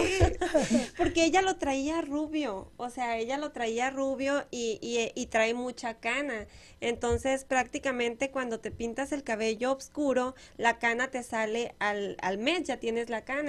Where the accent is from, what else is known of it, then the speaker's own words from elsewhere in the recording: Moctezuma, Sonora, Mexico; moved away; Miren mi pueblo